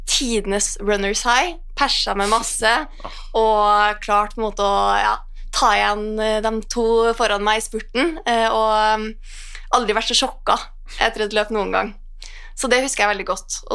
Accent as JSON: {"language": "Norwegian", "town": "Trondheim", "region": "Trøndelag", "country": "Norway", "moved": "as an adult", "lives_now": "Oslo, Norway", "said": "fra Trondheim. Eh, har bodd i Oslo nå i ja, hva er det blitt over ti år."}